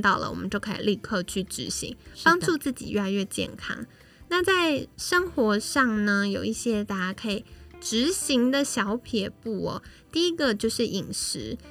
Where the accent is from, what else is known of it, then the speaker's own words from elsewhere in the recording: Taiwan; 我们台湾人